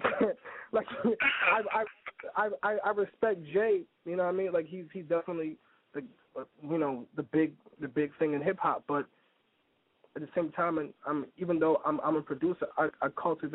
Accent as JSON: {"language": "English", "town": "Toronto", "region": "Ontario", "country": "Canada", "also_born_or_lived": "Brooklyn, New York", "moved": "yes", "lives_now": "New York, United States", "said": "I'm from Toronto, Canada"}